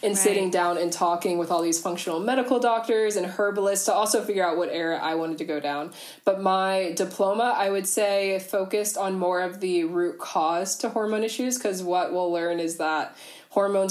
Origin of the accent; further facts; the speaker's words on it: Ohio, United States; moved away as an adult; now in Canberra, Australia; I'm originally from the US, from over in Ohio, but I'm actually in Australia